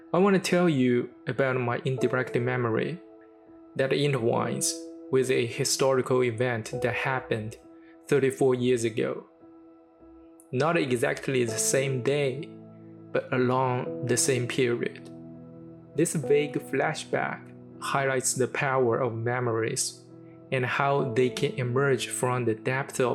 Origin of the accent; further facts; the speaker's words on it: Shanghai, China; my hometown, Shanghai